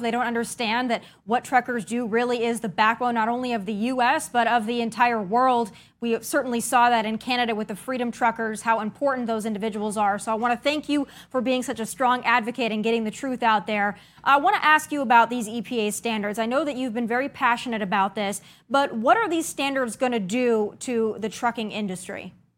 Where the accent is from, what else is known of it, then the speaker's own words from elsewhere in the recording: South Dakota, United States; I'm born and raised in South Dakota